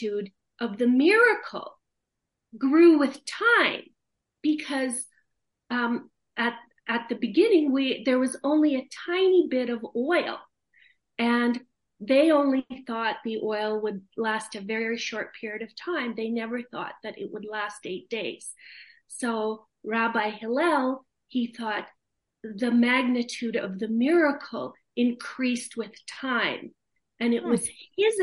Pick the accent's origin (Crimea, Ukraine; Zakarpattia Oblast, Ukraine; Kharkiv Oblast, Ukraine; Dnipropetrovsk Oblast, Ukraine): Kharkiv Oblast, Ukraine; Kharkiv; now in Canada; I was born in the Soviet Union, which is now Soviet Ukraine and Eastern Ukraine